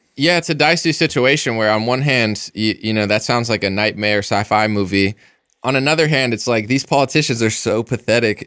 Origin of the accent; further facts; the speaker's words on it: United States; I'm an American